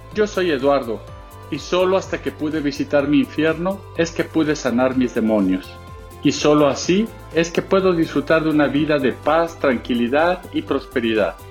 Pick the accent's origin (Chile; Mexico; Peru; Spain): Mexico; nací en México